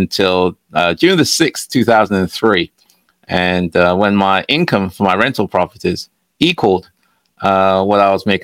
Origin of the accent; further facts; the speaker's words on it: England, United Kingdom; moved away as an adult; also born or lived in Ghana; now in United States; I was born in Ghana, and when I was 5 years old, my parents moved to England. So I lived in England for a while